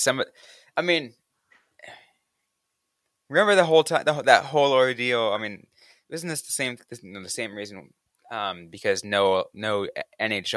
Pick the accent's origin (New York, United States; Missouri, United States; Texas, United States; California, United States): California, United States; San Jose; my hometown team, San Jose